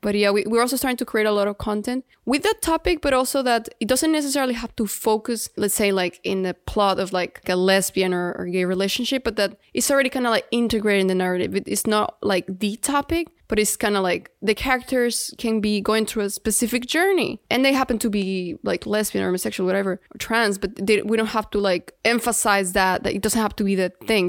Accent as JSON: {"language": "English", "town": "Guadalajara", "region": "Jalisco", "country": "Mexico", "tie": "born or raised there", "second_language": "English", "moved": "yes", "lives_now": "Miami, United States", "said": "we grew up in Mexico. We're, like, third generation Mexican"}